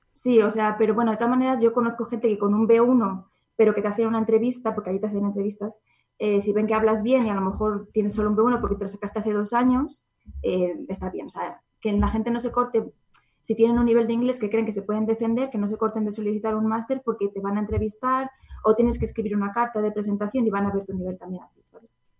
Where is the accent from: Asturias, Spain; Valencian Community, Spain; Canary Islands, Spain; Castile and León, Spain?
Castile and León, Spain; Zamora; moved away as an adult; also born or lived in England; está cerca de mi casa porque yo soy de Zamora.